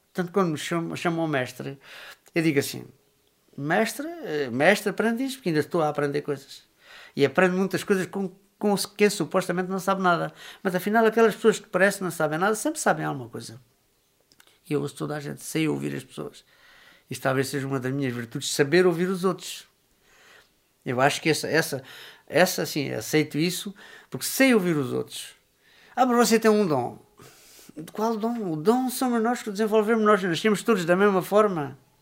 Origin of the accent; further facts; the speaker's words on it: São Pedro do Corval, Alentejo, Portugal; nascido e criado aqui em São Pedro do Corval